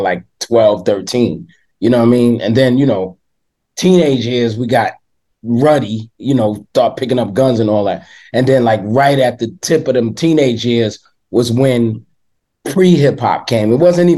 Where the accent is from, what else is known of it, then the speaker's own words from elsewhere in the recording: New York City, New York, United States; I grew up in East New York, Brooklyn